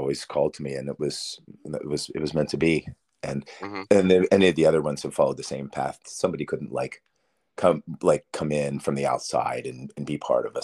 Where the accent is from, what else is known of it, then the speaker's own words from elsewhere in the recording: Pennsylvania, United States; moved away as an adult; also born or lived in Las Vegas, Nevada / Westminster, Maryland; now in Atlanta, United States; I was from a rural town in Pennsylvania